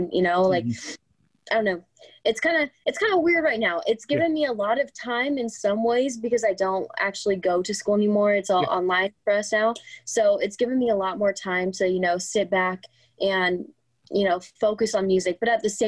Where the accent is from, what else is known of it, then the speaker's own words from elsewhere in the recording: Southern California, United States; also born or lived in Riverside, California; I've moved around a little bit, but always in Southern California